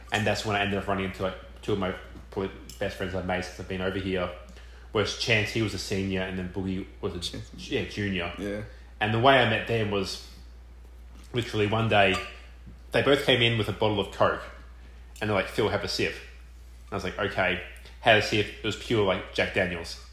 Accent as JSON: {"language": "English", "town": "Melbourne", "region": "Victoria", "country": "Australia", "accent": "Australian", "moved": "as an adult", "lives_now": "Richmond, United States", "said": "coming to Richmond, and yeah, I'm from Melbourne, so Melbourne's a huge city"}